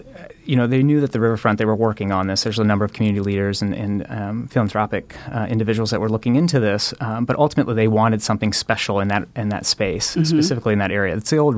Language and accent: English; Omaha, Nebraska, United States; also born or lived in Hartington, Nebraska; But I moved here when I was young. Into Omaha, and I've always called Omaha kind of my hometown, and bounced around a little bit, but came back to Omaha, and am very pleased to do so.